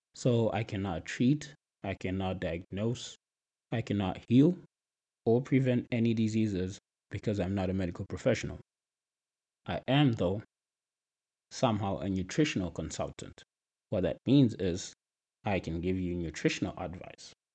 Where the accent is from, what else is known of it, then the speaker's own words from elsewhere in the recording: Zimbabwe; moved away as an adult; now in United States; I'm from Zimbabwe, which is a country in Southern Africa